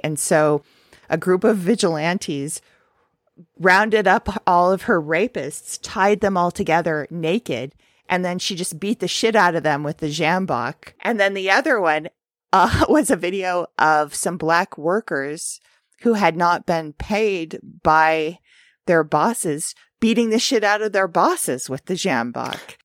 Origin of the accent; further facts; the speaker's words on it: Santa Monica, California, United States; moved away; my hometown of Santa Monica